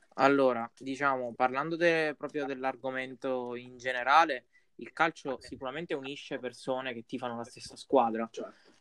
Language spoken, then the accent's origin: Italian; Pescara, Abruzzo, Italy; noi mo siamo di Pescara